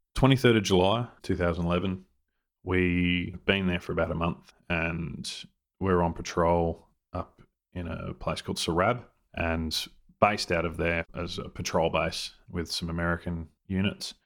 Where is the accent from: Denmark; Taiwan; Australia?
Australia; we're Australian soldiers